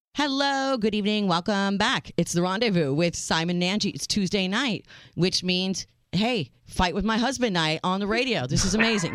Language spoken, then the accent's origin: English; United States; I am your American realist